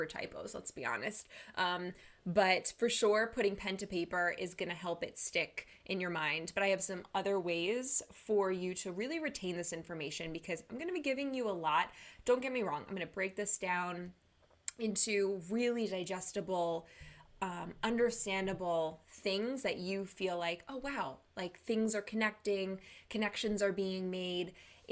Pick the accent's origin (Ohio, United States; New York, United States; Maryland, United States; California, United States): New York, United States; Long Island; also born or lived in Manhattan; I'm from Long Island, New York